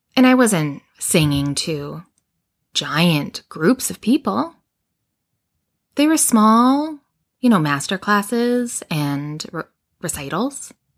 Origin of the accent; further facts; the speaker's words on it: Edmonton, Alberta, Canada; I grew up in Edmonton, Alberta